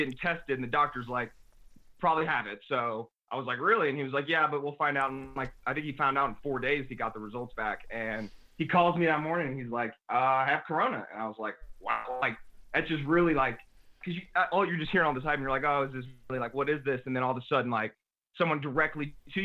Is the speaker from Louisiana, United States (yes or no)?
yes; New Orleans, Louisiana, United States; also born or lived in New Jersey / Dallas; we moved to New Orleans when I was 5 years old, so like, I don't have many memories before New Orleans